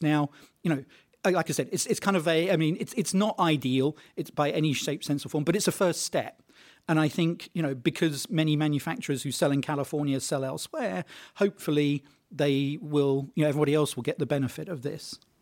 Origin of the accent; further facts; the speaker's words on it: United Kingdom; I'm British